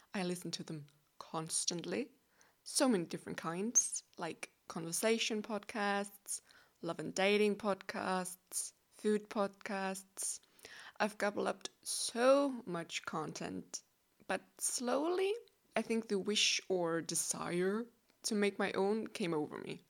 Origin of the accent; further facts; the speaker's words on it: Denmark; first language Danish; English is a second language; I'm from Denmark. Yes, you heard correctly. I'm as Danish as a buttery pastry.